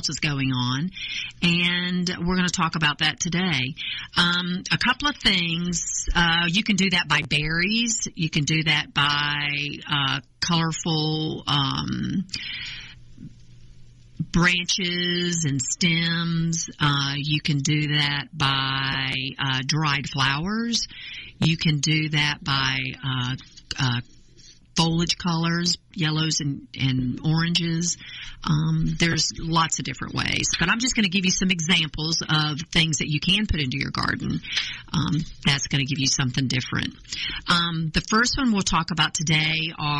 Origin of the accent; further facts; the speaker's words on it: North Carolina, United States; now in Georgia, United States; I'm originally from North Carolina, which this is where I acquired this charming accent, and I've lived in Georgia since 1982.